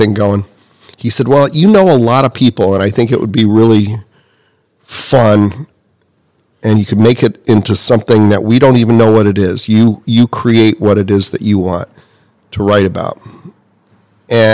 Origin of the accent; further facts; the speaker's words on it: Indiana, United States; moved away as an adult; now in Syracuse, United States; I'm from Indiana. I moved here in 1988